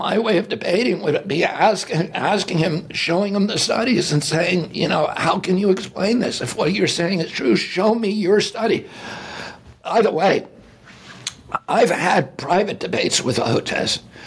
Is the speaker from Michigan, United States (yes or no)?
no; Virginia, United States; When I grew up in Virginia